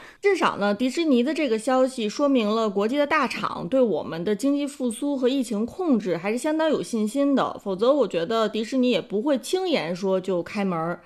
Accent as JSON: {"language": "Chinese", "country": "China", "said": "我们中国人"}